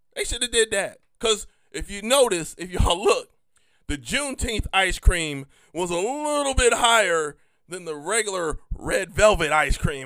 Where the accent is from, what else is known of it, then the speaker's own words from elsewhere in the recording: United States; me as an American